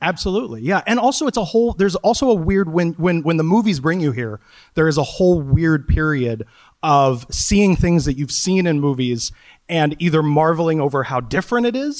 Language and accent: English; Wichita, Kansas, United States; moved away as an adult; now in New York City, United States; I lived in Wichita, Kansas for the first thirty years